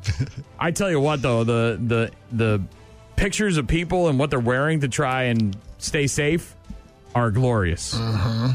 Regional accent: New England, United States; moved away; when I grew up in New England.

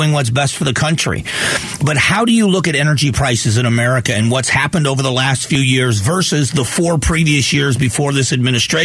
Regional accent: Southwest Florida, United States; moved away as an adult; also born or lived in Arizona; now in Phoenix, United States; 28 years ago, I moved here from Florida, from Southwest Florida.

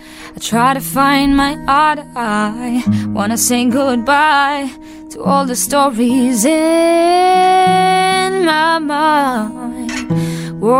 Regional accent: Israel; I'm Israeli

